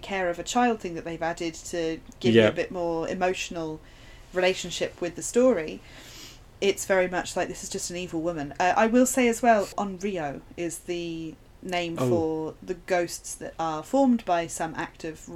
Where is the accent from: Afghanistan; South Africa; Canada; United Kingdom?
United Kingdom; we're being super British